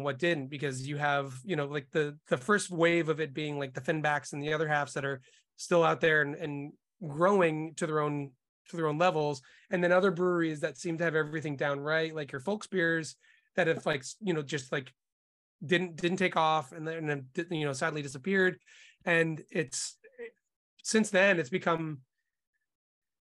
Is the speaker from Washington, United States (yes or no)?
no; Boston, Massachusetts, United States; also born or lived in Montreal; now in New York, United States; I had grown up in Boston